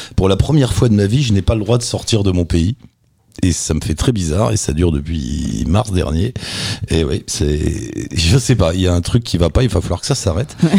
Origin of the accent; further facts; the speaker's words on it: France; nous on est français